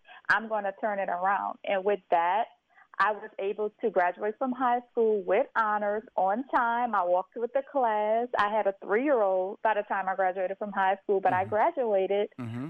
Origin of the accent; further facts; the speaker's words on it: St. Martinville, Louisiana, United States; so I am originally from St. Martinville, Louisiana, a very small historical town in Louisiana, which is about 25 minutes outside of Lafayette, Louisiana.